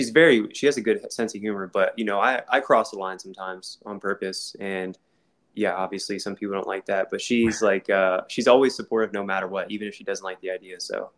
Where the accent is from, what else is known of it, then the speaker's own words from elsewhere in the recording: Columbus, Ohio, United States; I'm from Ohio, dude. I was born and raised here. Like, I was born on the east side near Reynoldsburg.